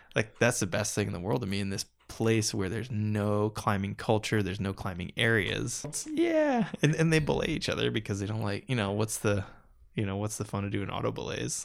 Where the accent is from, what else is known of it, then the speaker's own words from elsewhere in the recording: Iowa, United States; moved away; also born or lived in Denver, Colorado; the small town Iowa newspapers that I grew up